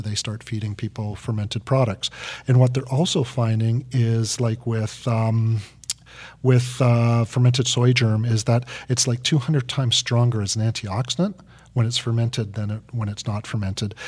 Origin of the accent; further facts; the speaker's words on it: Vancouver, British Columbia, Canada; I'm, I'm up from, I'm down from Canada, but in Vancouver